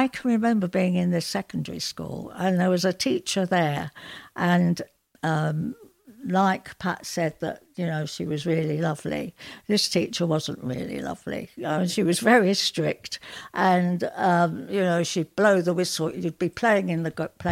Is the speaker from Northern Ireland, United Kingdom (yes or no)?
no; London, United Kingdom; now in Yorkshire, United Kingdom; I'm from South London originally. I moved up to Yorkshire